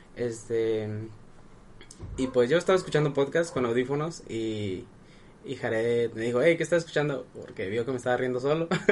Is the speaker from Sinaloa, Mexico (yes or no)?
yes; Sinaloa, Mexico; yo soy de Sinaloa